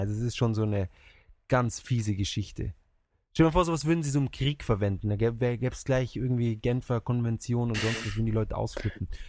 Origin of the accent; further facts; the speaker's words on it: Germany; now in Japan; bei uns in Deutschland